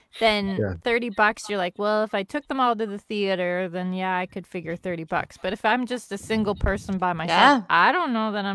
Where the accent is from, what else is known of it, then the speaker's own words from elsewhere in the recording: Canada; as a Canadian